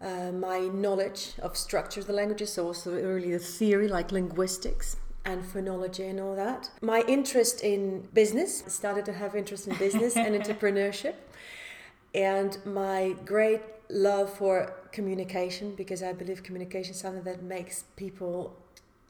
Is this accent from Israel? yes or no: no; Belarus; moved away as an adult; also born or lived in Netherlands; now in Arnhem, Netherlands; I was born back in Belarus. That's a country, European